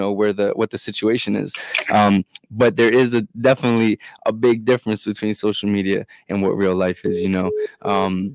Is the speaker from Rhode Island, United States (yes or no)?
no; Maryland, United States; I am from Maryland